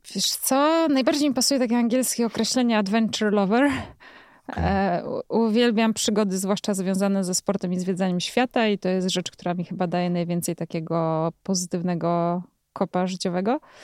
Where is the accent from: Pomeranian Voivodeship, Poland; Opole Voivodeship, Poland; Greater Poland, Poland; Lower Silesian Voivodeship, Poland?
Lower Silesian Voivodeship, Poland; Jelenia Góra; Ja jestem taką dziewczyną z Jeleniej Góry, która lubi jeździć rowerami